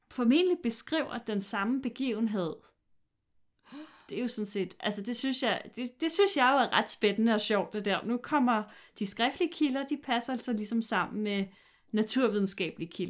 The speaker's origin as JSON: {"language": "Danish", "region": "Jutland", "country": "Denmark", "said": "jeg er fra Jylland"}